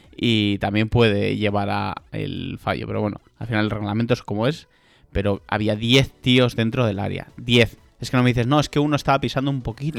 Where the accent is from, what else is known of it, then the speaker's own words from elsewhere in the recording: Spain; now in Germany; somos españoles